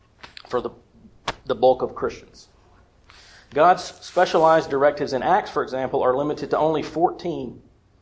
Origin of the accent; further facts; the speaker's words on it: South Carolina, United States; now in Georgia, United States; I'm from South Carolina, by way of North Carolina, and now in Georgia.